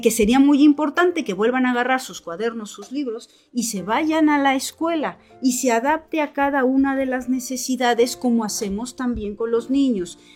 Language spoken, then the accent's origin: Spanish; Morelos, Mexico; moved away as an adult; now in Bilbao, Spain; Yo soy mexicana, soy morelense, He estudiado en la Universidad Autónoma del Estado de Morelos